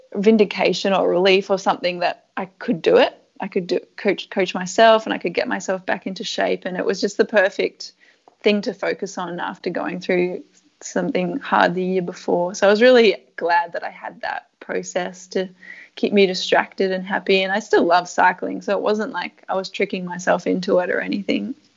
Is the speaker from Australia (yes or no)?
yes; Canberra, Australian Capital Territory, Australia; moved away as an adult; also born or lived in Europe; where I grew up in Canberra is such a great place to live